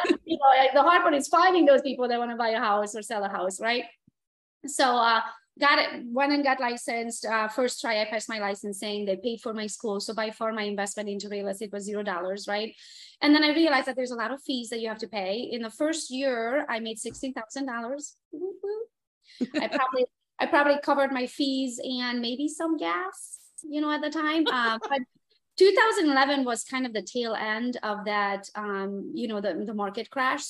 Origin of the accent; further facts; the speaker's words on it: Transylvania, Romania; English is a second language; moved away as an adult; now in United States; I was born and raised in Transylvania, Romania, came to the US by myself in 2003.